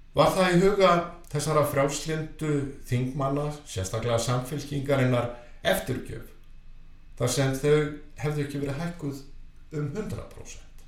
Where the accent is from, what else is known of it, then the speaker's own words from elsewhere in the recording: Iceland; við Íslendingar